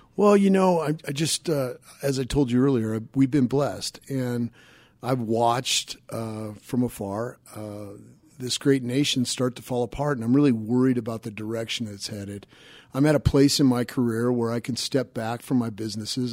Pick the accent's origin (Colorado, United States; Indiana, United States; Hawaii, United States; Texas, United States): Colorado, United States; Denver; grew up over by Bible Park, southeast Denver